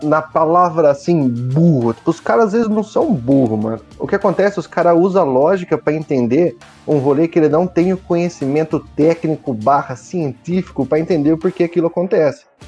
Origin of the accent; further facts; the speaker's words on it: Brazil; como brasileiro